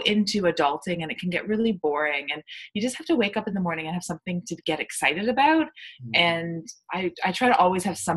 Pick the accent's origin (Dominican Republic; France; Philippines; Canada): Canada; I'm from Canada